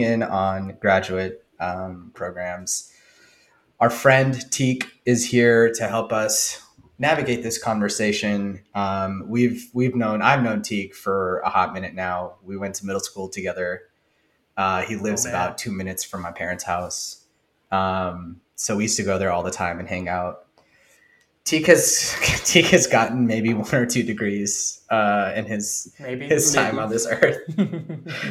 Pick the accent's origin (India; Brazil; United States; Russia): India; I'm Indian